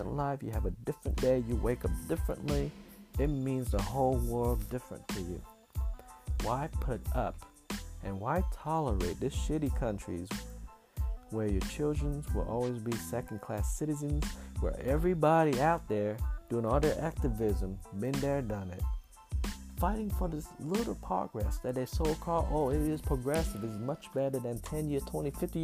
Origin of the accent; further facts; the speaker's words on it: Vietnam; now in United States; I grew up in Vietnam